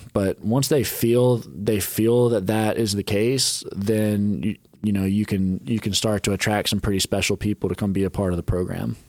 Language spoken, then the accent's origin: English; Charlotte, North Carolina, United States; moved away as an adult; my hometown city and where I grew up